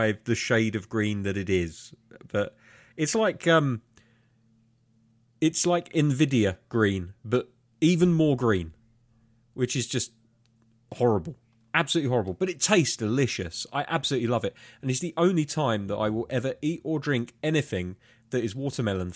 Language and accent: English; United Kingdom; being British